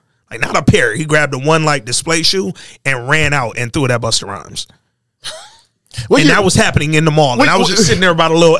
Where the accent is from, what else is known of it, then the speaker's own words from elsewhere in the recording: Hooper City, Alabama, United States; I'm from Hooper City, Alabama.